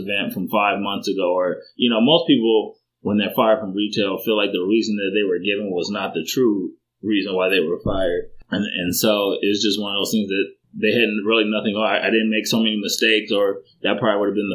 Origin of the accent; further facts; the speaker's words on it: Chicago, Illinois, United States; growing up in Chicago, it's one of those things where it was a rough area